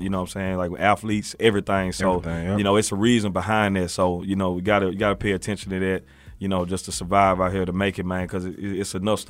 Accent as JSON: {"language": "English", "town": "Memphis", "region": "Tennessee", "country": "United States", "said": "they'd be surprised I'm from Memphis, you know what I'm saying?"}